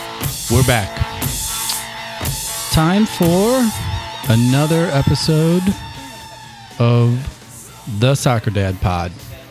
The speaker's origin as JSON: {"language": "English", "town": "Granite City", "region": "Illinois", "country": "United States", "tie": "born or raised there", "said": "you guys know I'm from Granite City."}